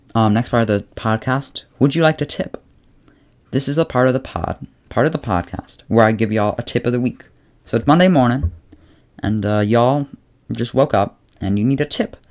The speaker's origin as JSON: {"language": "English", "town": "Chicago", "region": "Illinois", "country": "United States", "said": "I'm from Chicago, fifteen years old"}